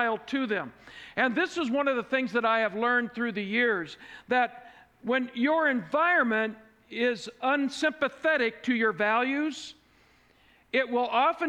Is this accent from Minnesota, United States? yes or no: no; Fort Wayne, Indiana, United States; moved away; my hometown of Fort Wayne, Indiana